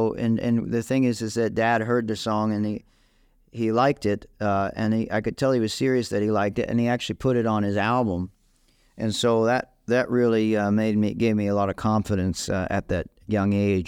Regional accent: Maui, Hawaii, United States; also born or lived in Austin, Texas; I was born in Austin, Texas, but I had my first birthday in Hawaii, in Maui. And I did my early schooling in both places. And then when I got to junior high, I was in Maui most of the time.

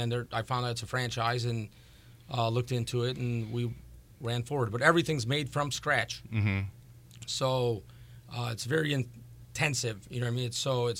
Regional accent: Crown Point, Indiana, United States; I'm from Crown Point.

